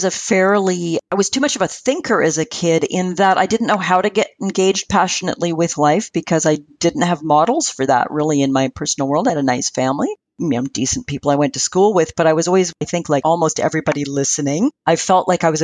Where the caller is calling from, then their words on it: British Columbia, Canada; From beautiful Vancouver Island off the coast of British Columbia in Canada.